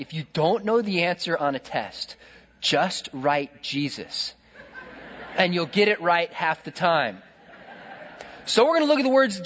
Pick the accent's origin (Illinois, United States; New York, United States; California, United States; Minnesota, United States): California, United States; I'm from California